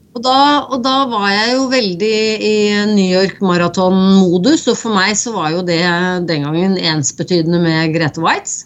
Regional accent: Norway; her hjemme i Norge

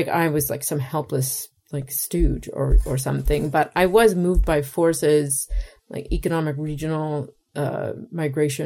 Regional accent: Cape Breton Island, Maritime Provinces of Canada, Nova Scotia, Canada; moved away as an adult; also born or lived in Toronto / New York / Alberta; I grew up on an island where workers were treated like shit

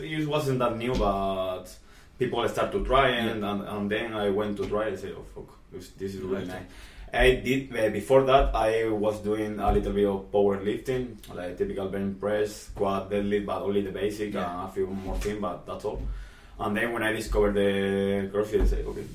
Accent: southern Spain, Spain; English is a second language; moved away; I came from the south of Spain

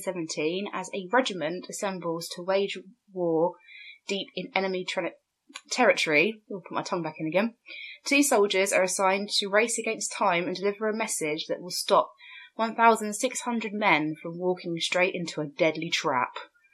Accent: United Kingdom; But we're British, so we're going with Lieutenant.

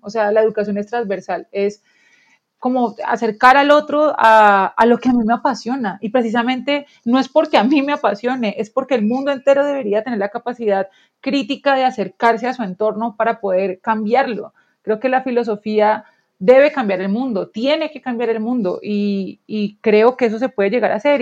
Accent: Colombia

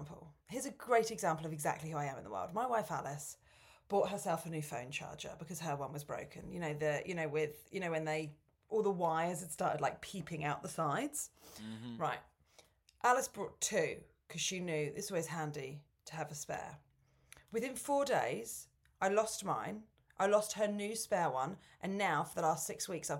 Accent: Portsmouth, South East England, United Kingdom; moved away as an adult; I grew up in Pomps

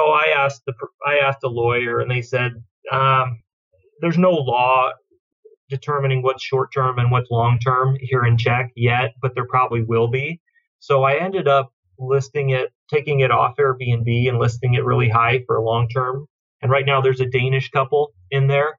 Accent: United States; moved away as an adult; I'm American

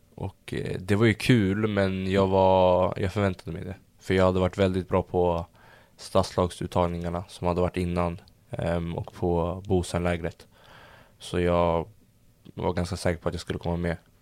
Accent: Stockholm, Stockholm County, Sweden; also born or lived in London / Södertälje; jag föddes i London. Ehm, så när de bröt så flyttade vi hem till mamma i Sverige. Och ehm, bodde jag i stan tills jag var kanske fyra fem Sen eh, i Södertälje när jag var sex, gick i förskolan där. Sen flyttade vi till Stureby när jag var sju år

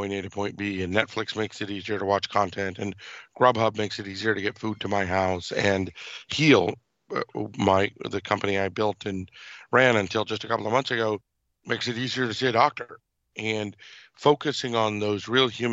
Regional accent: Irvine, California, United States; also born or lived in Mumbai, India; I was born in Mumbai, India. I had the privilege of growing up in South Orange County, California, and Irvine.

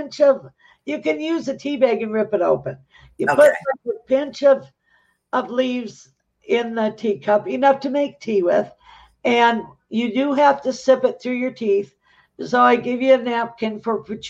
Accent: Michigan, United States; we're from Michigan

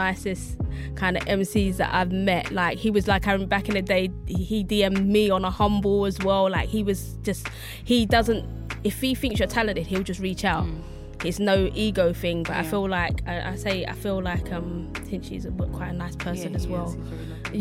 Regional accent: London, United Kingdom; accent: Cockney; I've got quite a Cockney accent as well

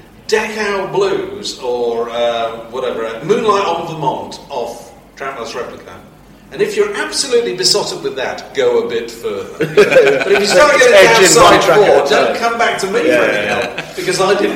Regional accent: Yorkshire and the Humber, United Kingdom; I don't like him because he sings in Yorkshire. I come from Yorkshire.

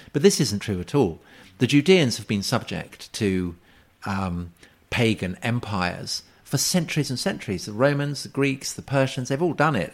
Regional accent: Salisbury, South West England, United Kingdom; I grew up in Salisbury

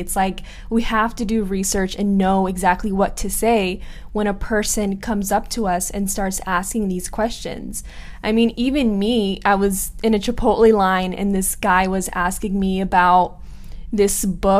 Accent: Iran; the way that I look or that I'm from Iran is just kind of concerning.

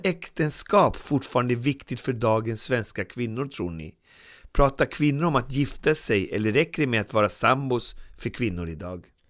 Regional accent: Sweden

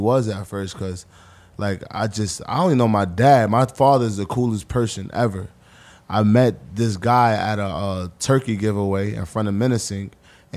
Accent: New York City, New York, United States; moved away as an adult; also born or lived in Jersey; now in New Jersey, United States; I'm the kid from Harlem

